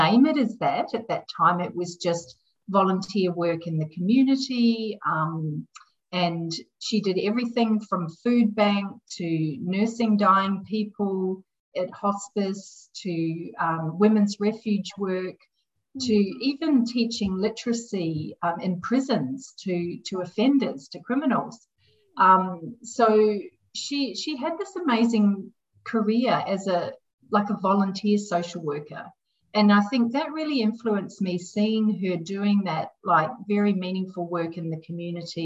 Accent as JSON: {"language": "English", "country": "New Zealand", "tie": "born or raised there", "moved": "as an adult", "lives_now": "Australia", "said": "I grew up in New Zealand, so I'm not a native of Australia, but I've been here a very long time."}